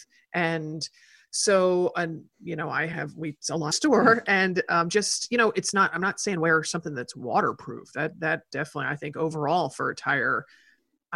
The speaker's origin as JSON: {"language": "English", "town": "Portland", "region": "Oregon", "country": "United States", "said": "I'm from Portland."}